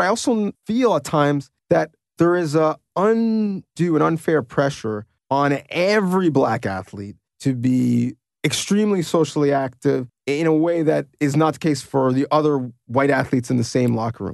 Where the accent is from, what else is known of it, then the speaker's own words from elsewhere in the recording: Canada; as a Canadian second generation or first generation immigrant